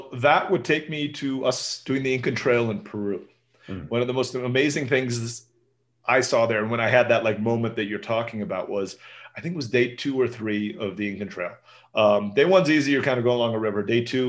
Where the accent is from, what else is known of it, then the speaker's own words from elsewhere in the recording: Turkey; The food was very familiar to me growing up in Turkey.